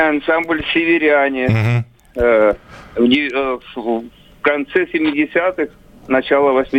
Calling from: Krasnodar Krai, Russia; Ну, я, я с Кубани вам звоню.

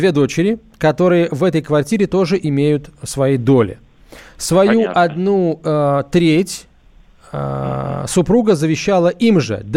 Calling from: Belgorod, Belgorod Oblast, Russia; я из Белгорода. Со второй женой проживаю в ее квартире

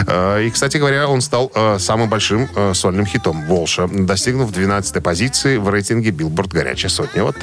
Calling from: Minsk, Belarus; …, вы из Минска? Я из Минска. Какая погода в Минске нынче?

